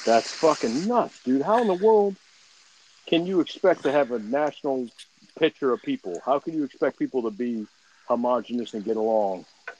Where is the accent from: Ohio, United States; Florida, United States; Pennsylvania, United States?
Florida, United States; I grew up in Florida. There's a Seminole Nation just down the street from where I'm from.